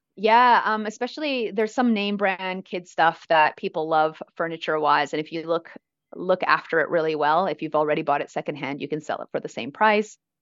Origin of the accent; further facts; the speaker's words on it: Vancouver, British Columbia, Canada; moved away as an adult; now in Australia; I grew up in Vancouver